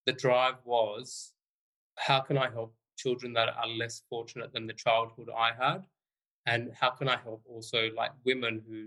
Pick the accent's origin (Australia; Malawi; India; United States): Australia; also born or lived in London; Australia, which is my home country